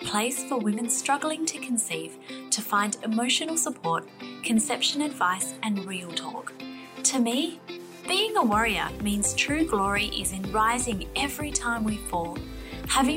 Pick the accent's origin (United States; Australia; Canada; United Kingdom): Australia; I'm an Aussie